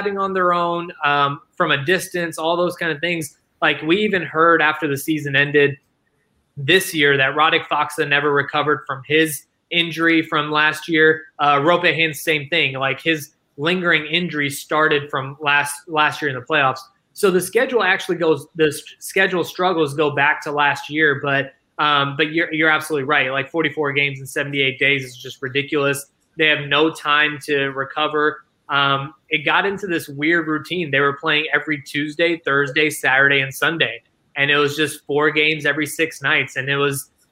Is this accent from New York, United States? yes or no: no; Dallas, Texas, United States; I grew up in Dallas ever since I was like 2 years old